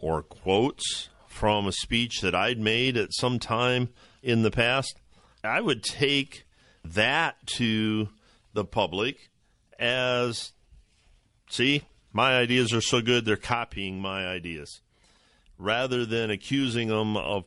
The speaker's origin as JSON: {"language": "English", "region": "Ohio", "country": "United States", "said": "my home state, just down the road, a couple hours in Cleveland"}